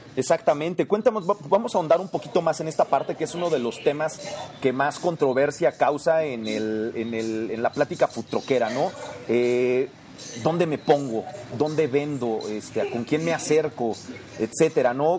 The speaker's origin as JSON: {"language": "Spanish", "country": "Mexico"}